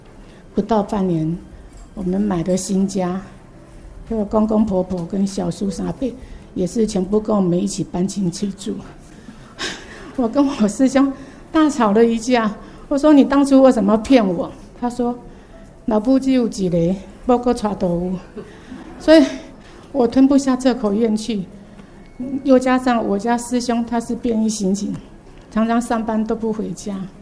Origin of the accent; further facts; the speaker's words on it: Penghu County, Taiwan; moved away as an adult; now in Kaohsiung, Taiwan; 哎，我出生在澎湖，